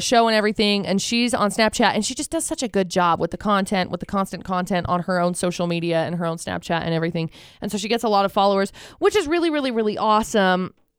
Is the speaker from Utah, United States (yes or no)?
yes; Vernal, Utah, United States; and I came from Vernal, which really isn't that much different.